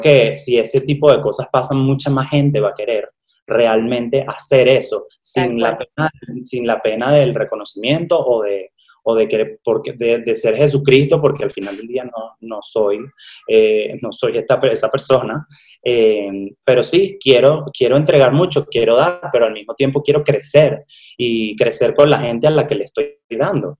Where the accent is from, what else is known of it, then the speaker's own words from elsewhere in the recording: Venezuela; moved away as an adult; now in Mexico; estudié comunicación social en Venezuela, soy de Venezuela